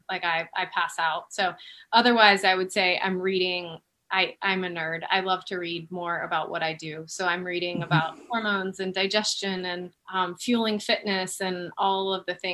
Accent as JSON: {"language": "English", "region": "Florida", "country": "United States", "tie": "born or raised there", "said": "I grew up in Florida."}